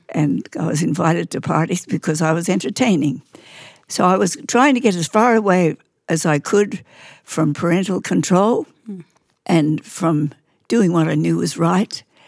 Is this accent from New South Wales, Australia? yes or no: no; Queensland, Australia; I grew up in Queensland